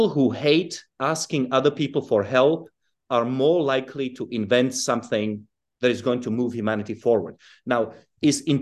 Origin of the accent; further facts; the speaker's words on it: Czechia; English is a second language; also born or lived in South Africa / United Kingdom; I was born in Europe, but I I grew up in Czechoslovakia and in South Africa, and then in Britain.